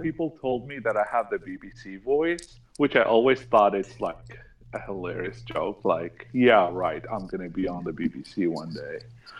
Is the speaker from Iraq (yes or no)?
yes; Iraq; now in United States; I was born in Iraq as well. Moved to the U.S. like 12 years ago. And have been living here ever since.